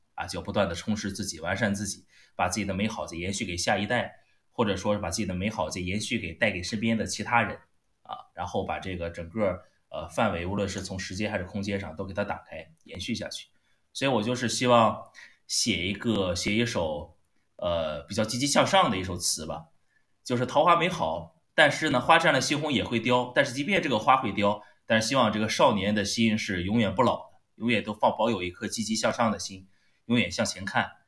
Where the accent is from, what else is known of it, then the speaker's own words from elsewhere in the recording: China; 我们中国人特别喜欢发出沧海桑田之感